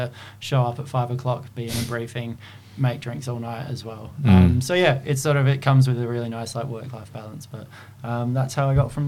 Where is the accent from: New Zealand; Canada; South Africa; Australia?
Australia; Adelaide, South Australia; moved away as an adult; also born or lived in London; now in Melbourne, Australia; I was a bartender for about 15 years. I'm from Adelaide. I worked in Adelaide. I worked in London for a little bit, and then I moved to Melbourne in 2015, and I've been here ever since.